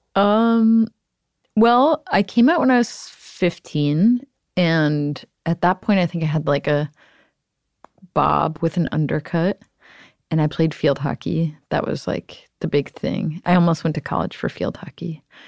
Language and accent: English; Cleveland, Ohio, United States; moved away; I'm from Cleveland, Ohio